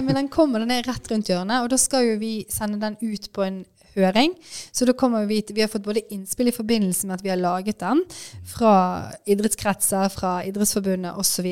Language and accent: Norwegian; Bergen, Vestland, Norway; Jeg er jo fra Bergen, heier på Brann.